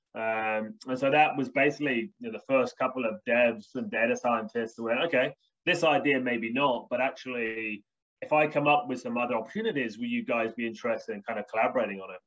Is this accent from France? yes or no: no; United Kingdom; also born or lived in Birmingham, United Kingdom; I'm British English